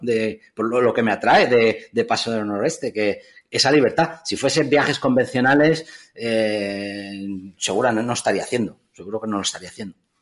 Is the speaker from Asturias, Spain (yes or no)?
no; Figueres, Catalonia, Spain; mi pueblo, Figueras